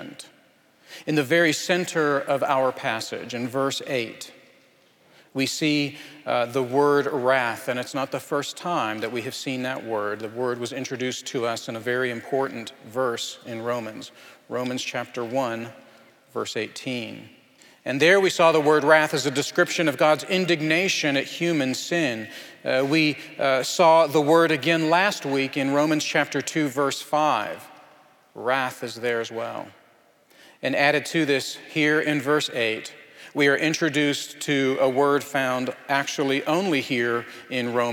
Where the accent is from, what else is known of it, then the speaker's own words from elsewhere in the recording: Anchorage, Alaska, United States; moved away; I'm from Anchorage, just a quarter mile from where my family used to live